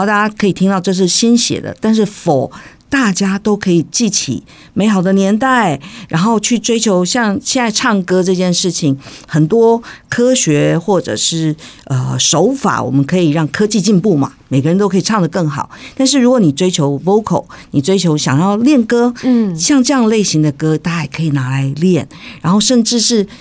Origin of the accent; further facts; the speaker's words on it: Tainan, Taiwan; 我从小生长，我是台南人。台南人。那我们家里讲的都是台语